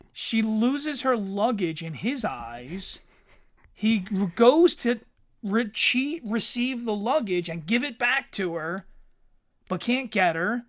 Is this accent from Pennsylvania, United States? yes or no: yes; Philadelphia, Pennsylvania, United States; we're from Philadelphia